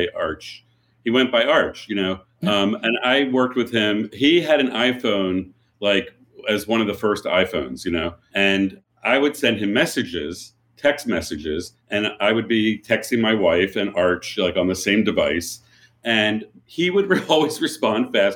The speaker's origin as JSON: {"language": "English", "town": "Philadelphia", "region": "Pennsylvania", "country": "United States", "tie": "born or raised there", "said": "I grew up in Philadelphia"}